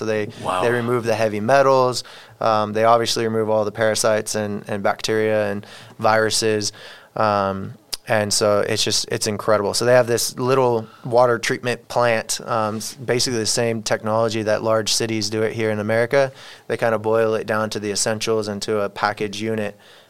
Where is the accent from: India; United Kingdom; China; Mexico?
Mexico; I'm not welcome in my home community, my home country. Mexico doesn't want me.